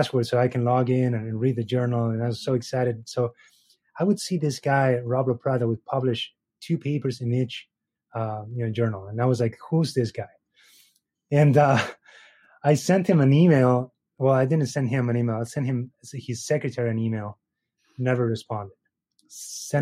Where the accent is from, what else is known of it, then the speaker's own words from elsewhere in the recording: Tucumán, Argentina; English is a second language; moved away as an adult; also born or lived in Buenos Aires, Argentina; now in Chicago, United States; I grew up in a small province. It's called Tucumán